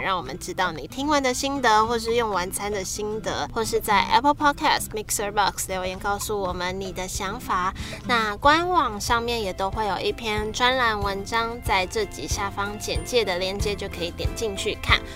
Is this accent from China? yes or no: no; Taiwan; 我们台湾人